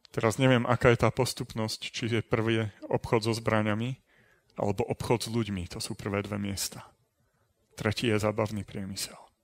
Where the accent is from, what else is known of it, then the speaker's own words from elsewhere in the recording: Trenčín, Trenčín Region, Slovakia; narodil som sa, aj som vyrastal v Trenčíne